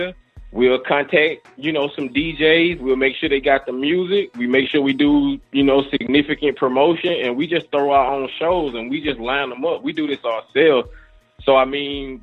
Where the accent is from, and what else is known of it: Mississippi, United States; born or raised there